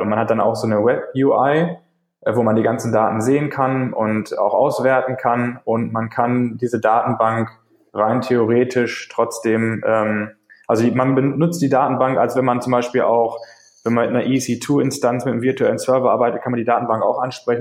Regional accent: Paderborn, North Rhine-Westphalia, Germany; ich komme aus Deutschland, aus Paderborn, um genau zu sein

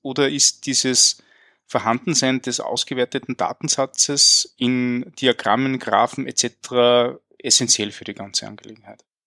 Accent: Linz, Upper Austria, Austria; ich bin aus Linz. Äh, das ist ähm, in Österreich

